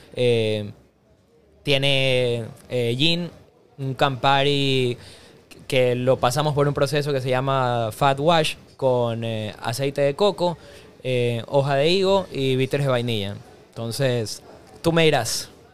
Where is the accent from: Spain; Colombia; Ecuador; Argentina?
Ecuador; Guayaquil, Guayas; moved away as an adult; also born or lived in Los Angeles, United States / San Francisco, United States; yo siempre fui muy enamorado de mi ciudad y mi país, y cuando me fui a Estados Unidos eso no cambió